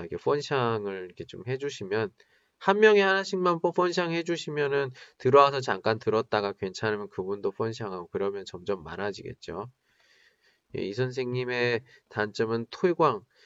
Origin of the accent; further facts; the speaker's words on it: South Korea; moved away as an adult; now in China; 저는 한국 사람이고